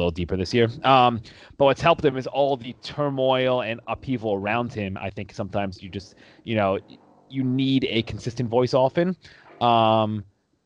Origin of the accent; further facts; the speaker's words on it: New York, United States; I grew up in New York. I'm from New York